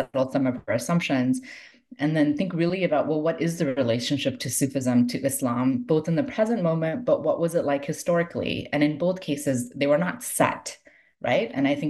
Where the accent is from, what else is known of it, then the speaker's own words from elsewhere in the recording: Toronto, Ontario, Canada; So Toronto, I spent the most time in, and this was partly just practical because I'm from Toronto. I grew up in Toronto, and I had the most connections to Sufi communities in Toronto.